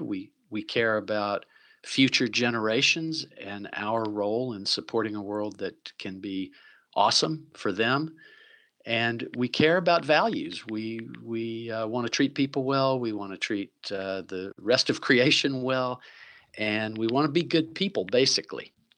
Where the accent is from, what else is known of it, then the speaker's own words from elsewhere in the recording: Chattanooga, Tennessee, United States; now in Vancouver, Canada; I'm from Chattanooga, Tennessee originally